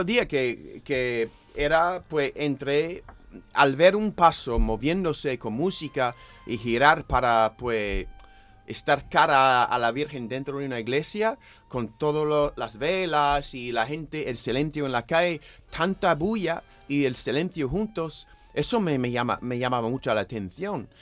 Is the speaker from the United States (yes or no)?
yes; United States; now in Seville, Spain; los católicos estadounidenses y algunos evangélicos lúgubres nos regodeamos tanto en el lado masoquista de nuestro credo